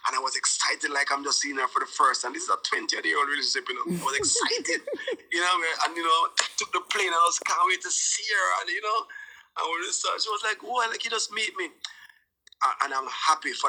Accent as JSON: {"language": "English", "country": "Jamaica", "tie": "born or raised there", "said": "I went to St. George's College with both Stephen Marley and Ziggy Marley"}